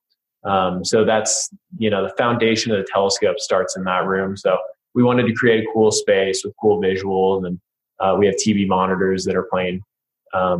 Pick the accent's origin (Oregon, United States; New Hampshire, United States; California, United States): Oregon, United States; Sisters; I grew up in Sisters, Oregon, so pretty close to Bend, just a little north